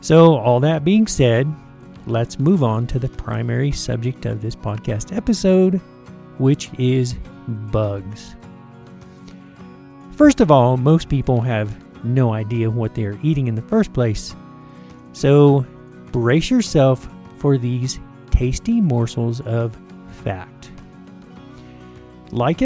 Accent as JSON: {"language": "English", "region": "the South", "country": "United States", "tie": "born or raised there", "said": "I grew up in the South"}